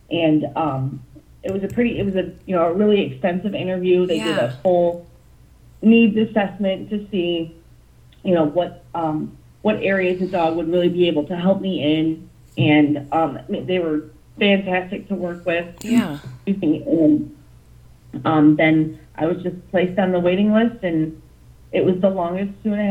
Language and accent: English; Toledo, Ohio, United States; I am from Toledo, Ohio. I am 32. Whoa, yep, I'm 32 now